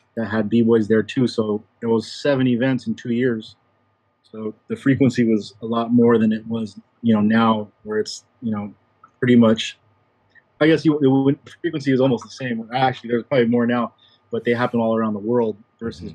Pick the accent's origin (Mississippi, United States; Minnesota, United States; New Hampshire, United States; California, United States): California, United States; San Diego; I'm from San Diego, California